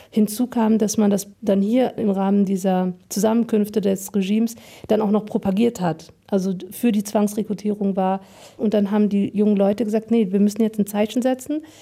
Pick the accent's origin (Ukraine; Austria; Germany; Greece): Germany; Frankfurt, Hesse; In dem Stadtteil in Frankfurt, wo ich groß geworden bin, da war man sofort mit den Eltern gleichgesetzt.